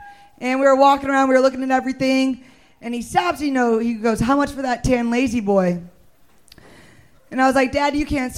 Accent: Missouri, United States; moved away as an adult; now in Texas, United States; I'm from Missouri, all right?

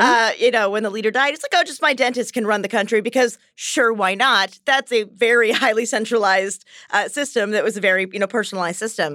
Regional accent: United States; I'm American

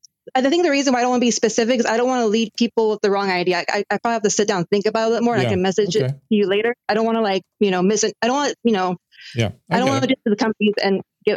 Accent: Cupertino, California, United States; also born or lived in Silicon Valley; I live right by Google, to be honest, you know, and I grew up in Cupertino and like, I went to the best schools out here

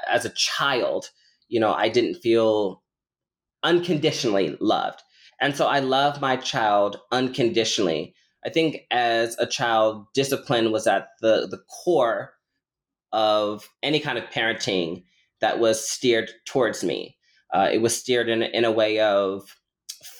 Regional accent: Omaha, Nebraska, United States; now in Illinois, United States; I was born and raised in Omaha, Nebraska

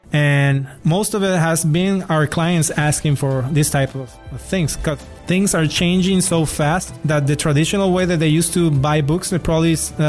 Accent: Spain; Since I came from Spain, that has been my mindset, like, from day one since I got here.

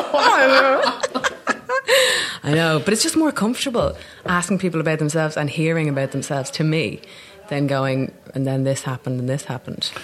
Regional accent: Dublin, Leinster, Ireland; accent: Dublin; moved away as an adult; also born or lived in Newfoundland, Canada; now in London, United Kingdom; I came back when I was five to Dublin

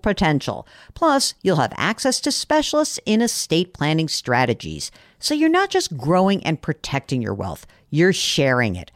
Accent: New York, United States; I'm from New York

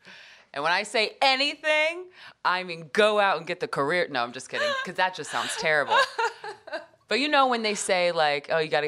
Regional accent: Nebraska, United States; also born or lived in Texas / Atlanta / Arkansas / New Hampshire; But growing up in Nebraska, I mean, I lived in Texas, Atlanta, Arkansas, New Hampshire, Nebraska. I went to high school in Nebraska.

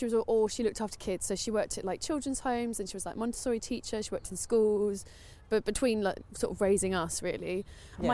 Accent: London, United Kingdom; I grew up in North London. And still live here.

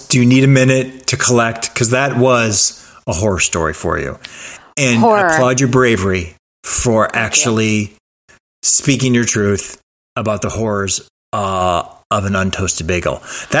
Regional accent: Cleveland, Ohio, United States; moved away; In Cleveland, there was and is a great bagel place, because in our suburb it was predominantly Jewish

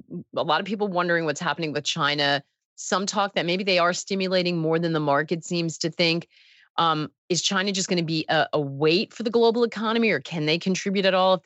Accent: United Kingdom; As a Brit, I often wonder if the BOE will always follow the Fed's lead or act differently.

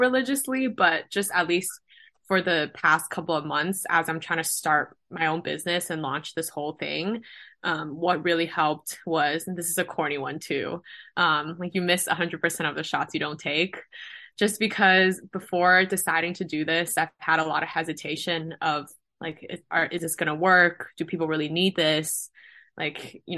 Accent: Guangzhou, Guangdong, China; moved away as an adult; now in Los Angeles, United States; I'm from China. I'm Chinese.

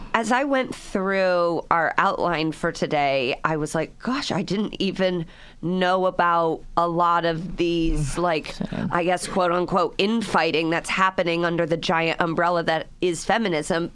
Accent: Midwest, United States; moved away as an adult; also born or lived in New York; I came from the Midwest

